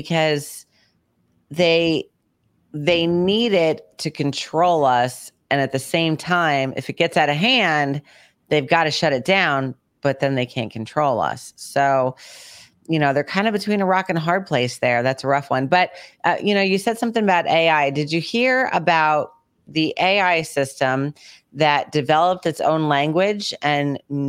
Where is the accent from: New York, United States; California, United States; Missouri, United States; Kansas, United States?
New York, United States; New York City; I was a kid growing up in New York City. We used to go to Rockaway Beach all the time.